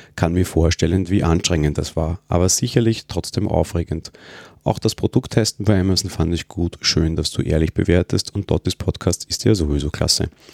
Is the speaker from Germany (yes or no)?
no; Austria; ich bin Österreicher